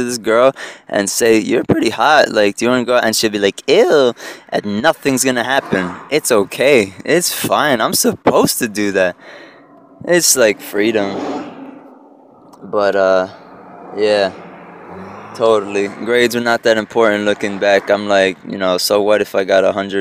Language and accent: English; Egg Harbor Township, New Jersey, United States; first language Spanish; English is a second language; now in Newark, United States; growing up in Egg Harbor Township, land of peaches and ice cream, rainbows and butterflies. Fucking, what does that sound like? Egg Harbor Township, South Jersey.